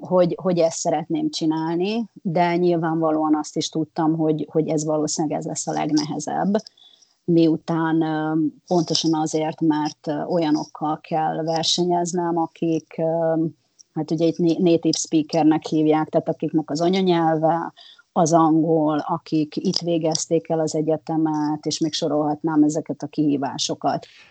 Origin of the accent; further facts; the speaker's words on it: Hungary; moved away as an adult; now in California, United States; van bennem egy, egy nagyon erős magyar identitás, nyilván ott nőttem föl, ö, mint említettem, majdnem negyven éves voltam, mikor eljöttem